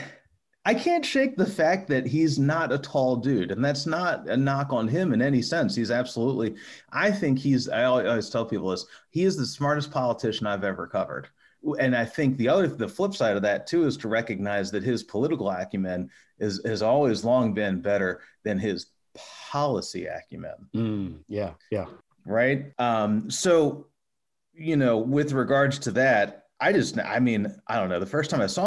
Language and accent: English; Towson, Maryland, United States; I'm actually from Maryland. I'm from just north of Baltimore. I graduated, oh boy, when I graduated high school, 2000. So like, I graduated Towson High 2000